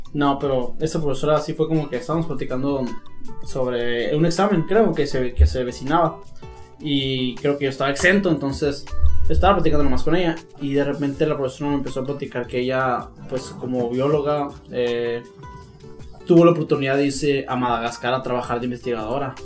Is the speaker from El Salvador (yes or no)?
no; Mexico; como todo mexicano